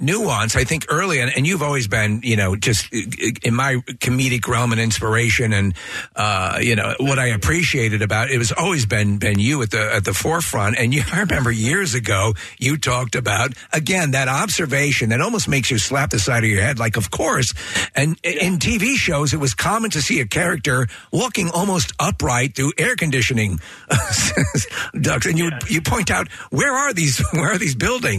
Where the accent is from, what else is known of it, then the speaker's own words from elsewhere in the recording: New York, United States; I'm from New York, and it was that was the Sheepshead Bay